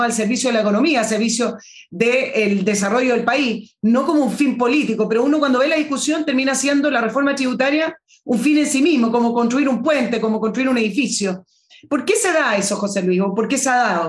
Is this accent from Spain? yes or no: no; Chile; somos los ciudadanos chilenos